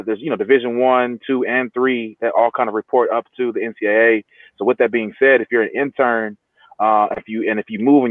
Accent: Bay Area, California, United States; moved away as an adult; also born or lived in Alabama / New York; now in Los Angeles, United States; Growing up in the Bay Area, and also spent some time in Alabama as well

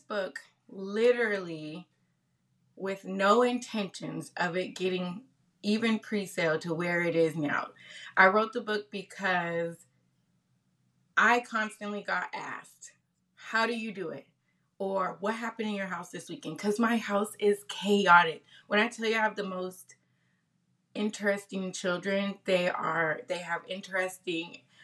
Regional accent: Tacoma, Washington, United States; moved away as an adult; now in Las Vegas, United States; I come from Tacoma, Washington, born and raised out in Washington, West Coast

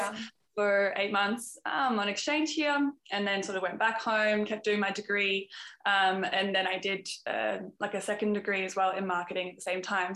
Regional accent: Australia; also born or lived in Canada; now in Amsterdam, Netherlands; I'm an Aussie, um, but I'm living in Amsterdam at the moment.

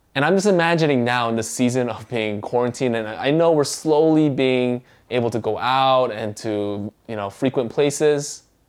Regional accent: United States; first language Korean; English is a second language; Although I was born in the States, uh, my mom nor my grandparents knew how to speak English. So, at home, we spoke Korean

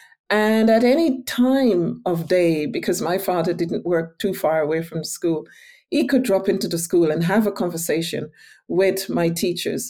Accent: Farm, Guyana; also born or lived in Georgetown, Guyana; now in Nova Scotia, Canada; I was raised in this tiny village called Farm. I was born in Georgetown

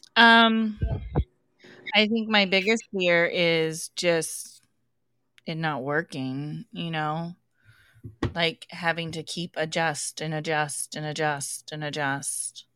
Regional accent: Englewood, Colorado, United States; I grew up in the Denver area, Inglewood more specifically

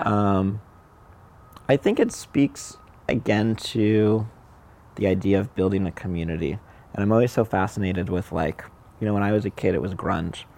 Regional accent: Southern California, United States; I grew up in Southern California.

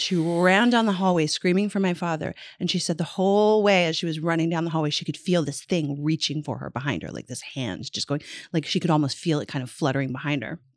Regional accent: Newfoundland and Labrador, Canada; when I was a little girl growing up in Newfoundland

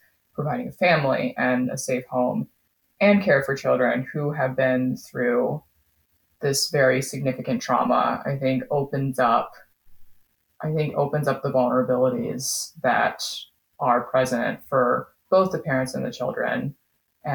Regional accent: Grand Rapids, Michigan, United States; also born or lived in Wuzhou, Guangxi, China; I grew up in Grand Rapids, Michigan

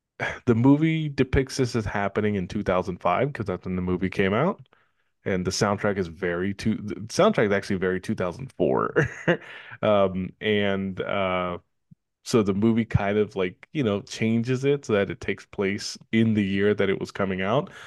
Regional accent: Richmond, California, United States; We grew up in Richmond, California, and we've lived there prac, practically our entire lives.

